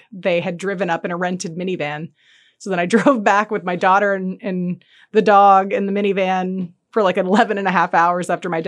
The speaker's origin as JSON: {"language": "English", "town": "Orlando", "region": "Florida", "country": "United States", "tie": "born or raised there", "also_born_or_lived": "Texas / North Carolina", "said": "to elementary and middle school partially in North Carolina and then went to middle on high school in Orlando."}